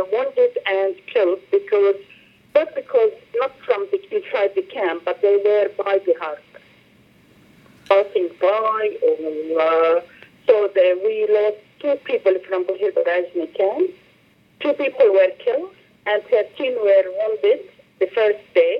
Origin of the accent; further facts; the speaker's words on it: Beirut, Mount Lebanon, Lebanon; I was born in Burj al Barajni camp